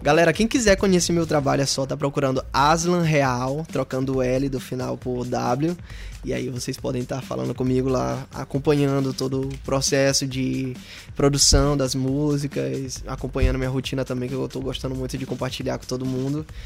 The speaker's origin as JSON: {"language": "Portuguese", "town": "São Luís", "region": "Maranhão", "country": "Brazil", "tie": "born or raised there", "said": "Eu sou daqui, sou da Santa Clara"}